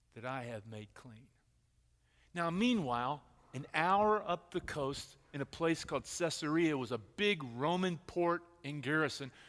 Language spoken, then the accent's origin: English; Texas, United States; I'm from Texas and we think we are our own country